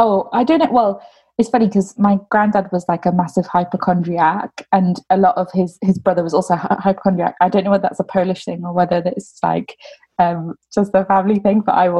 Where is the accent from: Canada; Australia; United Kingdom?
United Kingdom; Midlands; So I always say that I grew up in the Midlands. I think it's because that's where I spent probably the longest stretch of time.